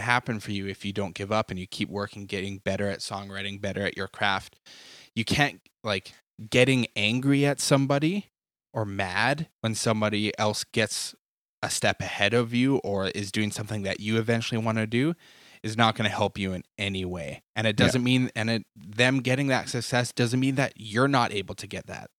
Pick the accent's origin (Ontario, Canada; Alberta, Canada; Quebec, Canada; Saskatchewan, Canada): Alberta, Canada; Edmonton; growing up in Edmonton